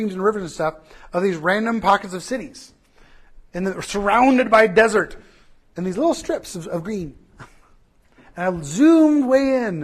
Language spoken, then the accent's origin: English; Southern California, United States; I'm from Southern California